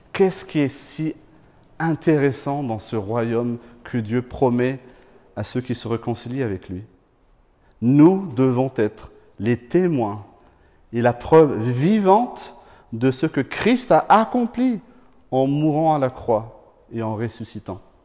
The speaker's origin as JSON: {"language": "French", "country": "Madagascar", "tie": "born or raised there", "moved": "yes", "said": "quand j'étais petit, je viens de Madagascar, on mangeait très souvent du poisson séché"}